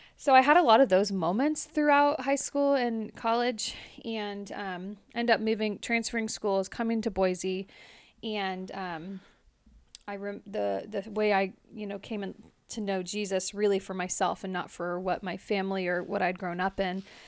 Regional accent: Modesto, California, United States; moved away; born and raised in Modesto, California

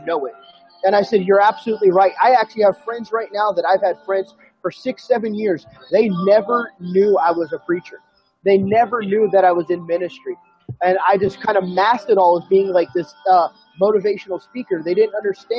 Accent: Sacramento, California, United States; moved away as an adult; also born or lived in San Diego, California; now in Fort Mill, United States; I was originally from Sacramento, California. I was born and raised there

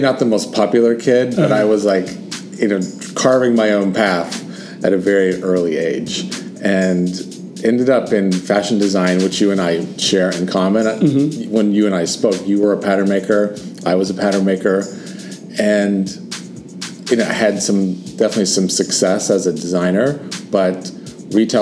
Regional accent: California, United States; I'm from California, and I grew up in a family of construction

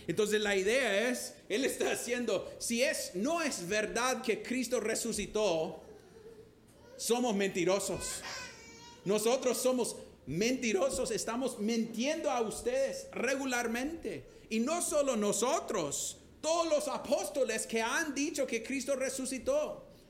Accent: Honduras; tengo orgullo de ser catracho

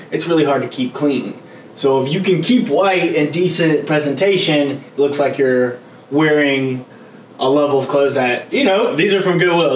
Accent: Gainesville, Georgia, United States; also born or lived in Gwinnett County, Georgia; now in Atlanta, United States; I was born in Gwinnett, grew up in Gainesville, and moved to downtown.

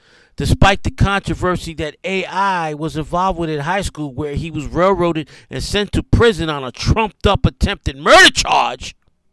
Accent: New York, United States; In my opinion, I'm a New Yorker. The two greatest singers to ever come out of New York are … and ….

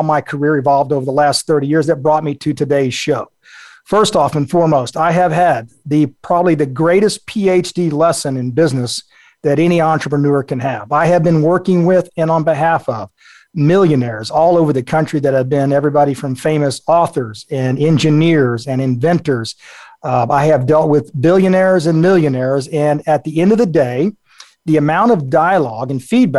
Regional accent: South Texas, United States; I grew up in South Texas.

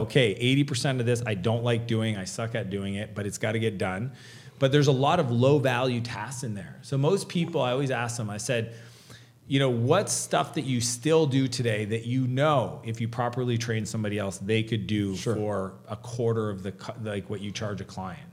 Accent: Canada; I'm Canadian.

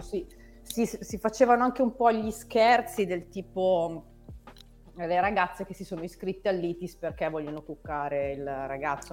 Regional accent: Novara, Piedmont, Italy; Io sono originaria di Novara, quindi ho fatto le ah, scuole

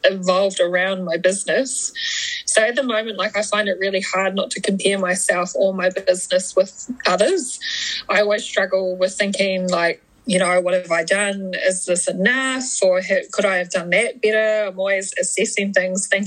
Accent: Kaitaia, Northland, New Zealand; also born or lived in Awanui; So I am from Kaitaia, grew up most of my early childhood in Awanui, went to primary school in Awanui, and then my family moved into town.

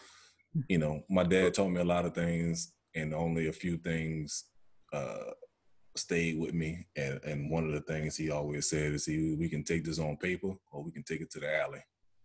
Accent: New Orleans, Louisiana, United States; being from New Orleans. I think in growing up in New Orleans

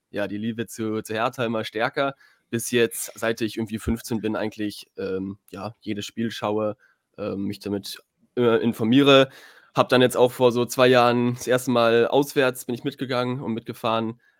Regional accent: Berlin, Germany; Also ich bin natürlich in Berlin geboren und auch aufgewachsen, ähm, aber nie eine richtige Fußballfamilie tatsächlich, sondern mein Vater kommt aus Frankreich

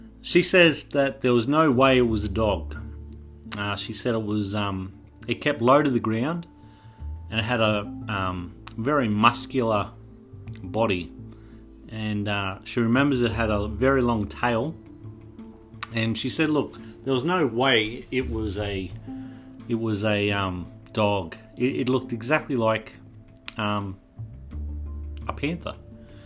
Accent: Toowoomba, Queensland, Australia; I'm from Toowoomba

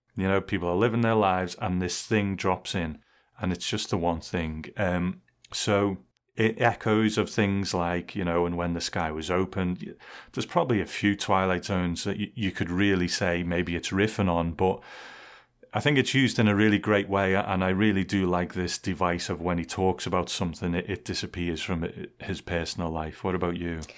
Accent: England, United Kingdom; I grew up in England

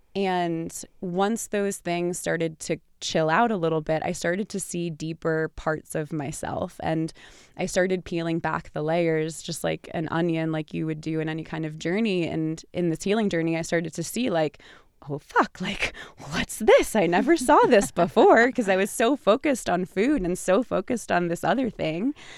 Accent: New York, United States; I'm from New York

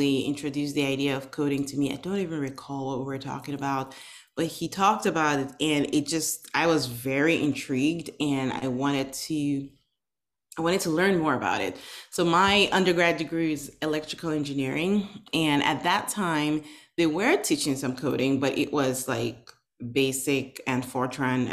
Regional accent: Nigeria; now in United States; I am originally from Nigeria. I was born and raised in Nigeria back in the 80s

